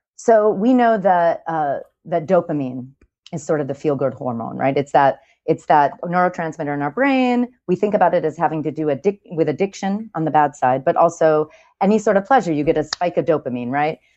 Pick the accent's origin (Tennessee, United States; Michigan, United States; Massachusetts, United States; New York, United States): New York, United States; I'm a New Yorker